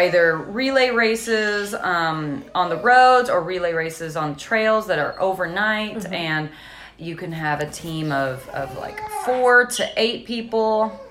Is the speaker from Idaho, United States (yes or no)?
no; Clarksville, Indiana, United States; I grew up in Clarksville, Indiana. So just across the river from Louisville